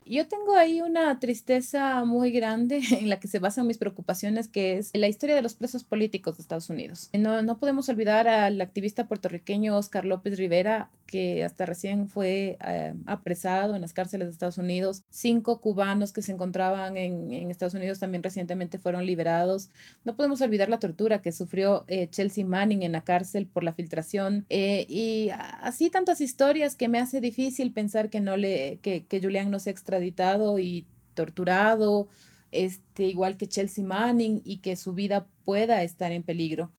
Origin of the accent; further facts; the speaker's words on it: Quito, Pichincha, Ecuador; esta es, es mi tierra, la tierra por la que vale la pena seguir